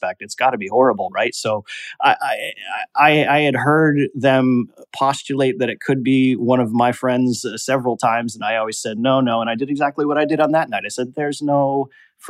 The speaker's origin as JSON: {"language": "English", "region": "Connecticut", "country": "United States", "tie": "born or raised there", "said": "my house that I grew up in Connecticut"}